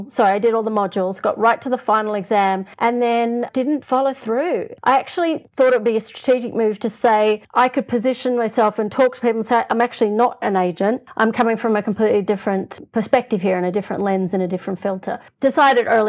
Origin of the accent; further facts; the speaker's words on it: Australia; moved away as an adult; now in Los Angeles, United States; I'm an Australian